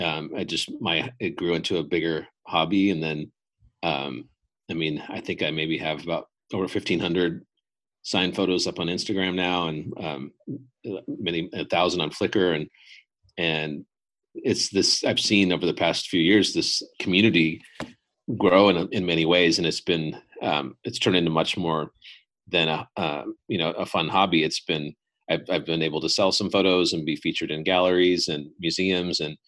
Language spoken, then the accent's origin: English; Los Angeles, California, United States; I grew up in Los Angeles area